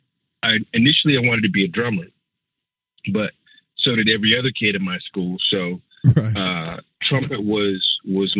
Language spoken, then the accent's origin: English; St. Petersburg, Florida, United States; moved away; also born or lived in Sacramento; growing up in Florida